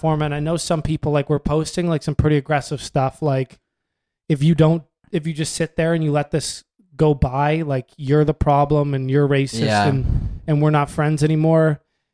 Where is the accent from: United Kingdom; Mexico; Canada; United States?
Canada; We're white. We're from Canada.